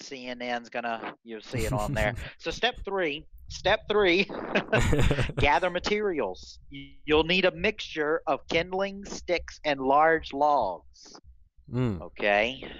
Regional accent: the South, United States; I'm from the South. That's how we do it down here.

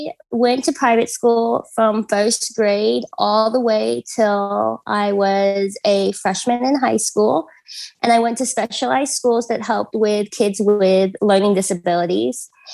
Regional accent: Xinjiang, China; born there; I was born in Xinjiang.

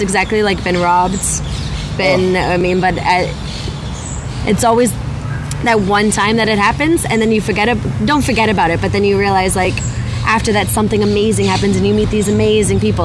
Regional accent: outside Boston, Massachusetts, United States; moved away as an adult; now in Malaga, Spain; I'm originally from right outside uh, Boston

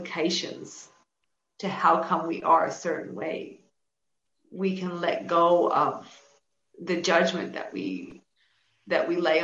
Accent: Canada; now in New South Wales, Australia; I'm originally from Canada, and I now live at Wallabada, New South Wales

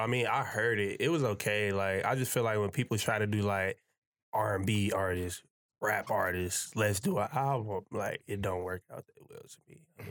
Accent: Chicago, Illinois, United States; I'm from Chicago.

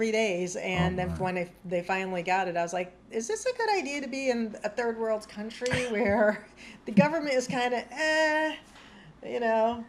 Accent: United States; I'm American, I'm a woman and I'm white.

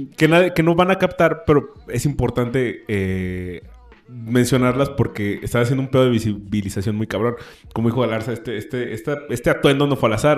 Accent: Mexico; siendo mexicano

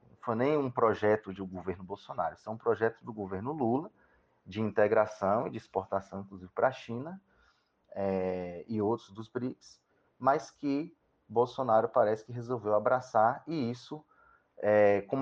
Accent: Itanhaçu, interior of Bahia, Brazil; é, eu tenho 35 anos e sou de Itanhaçu, no interior da Bahia.

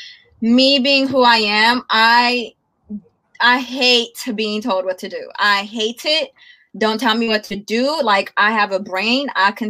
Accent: Oakland, California, United States; I'm from the Bay. Oakland. I mean, you feel me? Oakland.

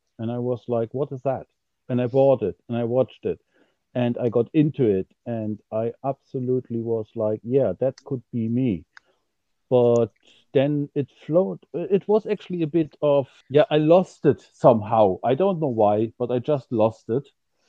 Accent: Germany; also born or lived in County Carlow, Ireland; now in Ireland; I'm originally from Germany, living in Ireland now for 20 years. At the moment, I'm living in County Carlo, not directly on the sea.

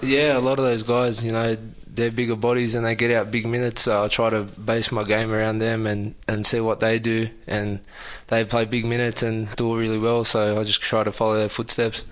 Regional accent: Sydney, New South Wales, Australia; moved away as an adult; now in Canberra, Australia; I was born in Sydney, um, grew up uh, around East Lakes area

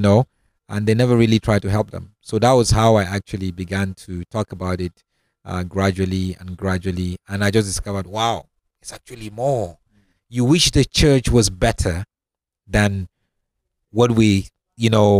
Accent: Northern Nigeria, Nigeria; moved away as an adult; also born or lived in Cape Town, South Africa / Europe; now in Johannesburg, South Africa; I am originally from Nigeria. You know, I was born and grew up in the northern part of Nigeria, and left Nigeria years ago to come down and study in Cape Town.

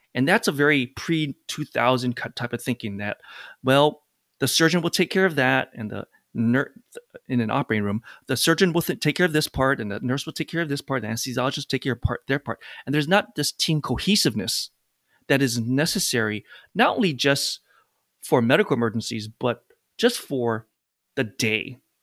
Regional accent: Hawaii, United States; now in New York, United States; I'm actually from Hawaii. Came to New York, met my wife, and never left since then.

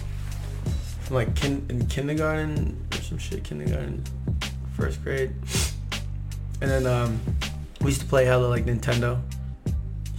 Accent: New York City, New York, United States; I was born in Flushing Hospital in Queens.

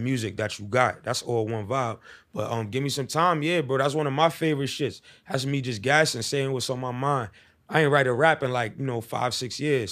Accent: New York City, New York, United States; also born or lived in Bronx, New York; I'm from Harlem, the east side of Be Exact, El Barrio.

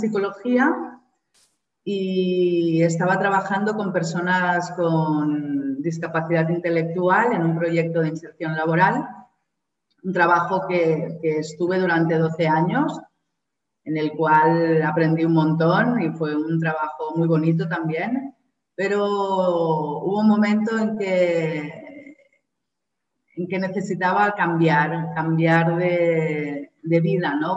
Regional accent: Barcelona, Catalonia, Spain; moved away as an adult; now in Kerala, India; soy de Barcelona, española, y, estoy viviendo en Kerala, en el sur de la India.

